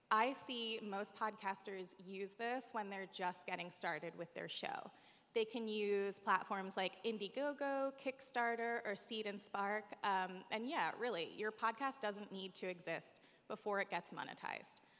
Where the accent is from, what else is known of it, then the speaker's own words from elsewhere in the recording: East Coast, United States; I have a lot of family that lives here, although I'm from the East Coast.